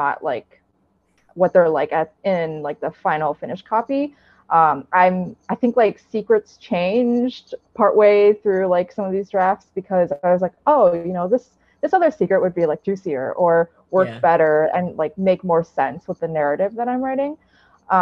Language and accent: English; United States; I'm Chinese American